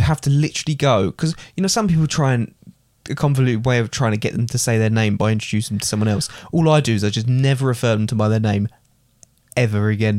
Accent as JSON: {"language": "English", "region": "England", "country": "United Kingdom", "said": "I would always call myself British"}